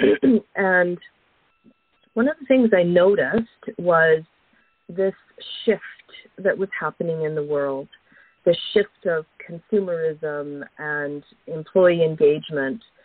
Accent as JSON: {"language": "English", "region": "Alberta", "country": "Canada", "tie": "born or raised there", "moved": "yes", "said": "I grew up uh, a prairie girl. I grew up in Alberta, so I have uh, I have fond memories of um, of my childhood in Alberta"}